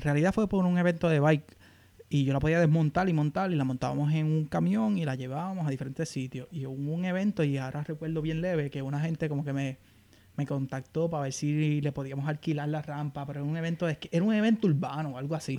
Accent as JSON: {"language": "Spanish", "town": "Aguadilla", "country": "Puerto Rico", "moved": "as an adult", "lives_now": "Bowie, United States", "said": "soy original de Aguadilla. Y actualmente vivo en Bowie, Maryland."}